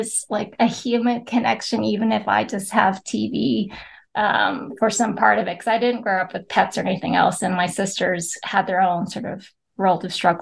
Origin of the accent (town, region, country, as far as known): California, United States; born or raised there; moved away as an adult; also born or lived in Philippines; now in Pennsylvania, United States